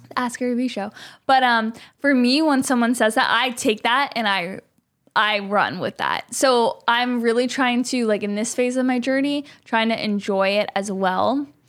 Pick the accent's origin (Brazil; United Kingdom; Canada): Canada; moved away as an adult; now in Los Angeles, United States; I'm a Canadian